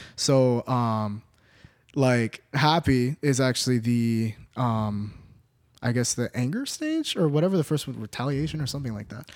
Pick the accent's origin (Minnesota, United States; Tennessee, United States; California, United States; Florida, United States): Florida, United States; Orlando; moved away as an adult; now in Los Angeles, United States; born and raised in Orlando, Florida.